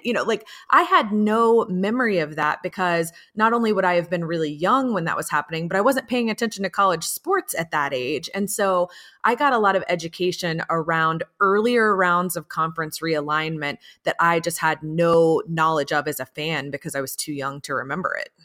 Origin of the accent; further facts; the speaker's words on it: Atlanta, Georgia, United States; I grew up in Atlanta